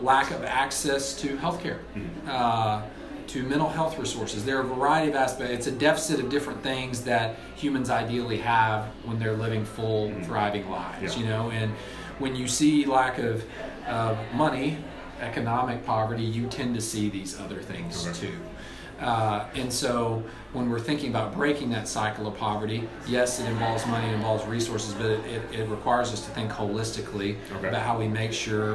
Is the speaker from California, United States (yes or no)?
no; Springdale, Arkansas, United States; I grew up in Springdale, Arkansas, you know, in the northwest part of the state.